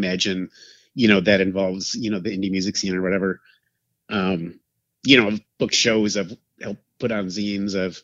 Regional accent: Madison, Wisconsin, United States; moved away as an adult; also born or lived in Portland / Milwaukee; I grew up in Madison, which is like the capital of Wisconsin

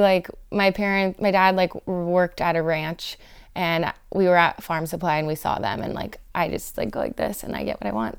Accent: Los Angeles, California, United States; I grew up in the South Bay

